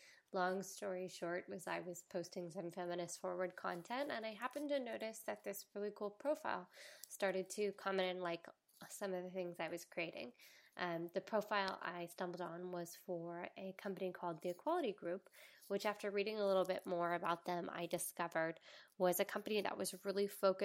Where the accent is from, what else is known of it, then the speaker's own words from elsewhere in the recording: the South, United States; accent: Southern; When I'm talking to my family in the South, my Southern accent turns on.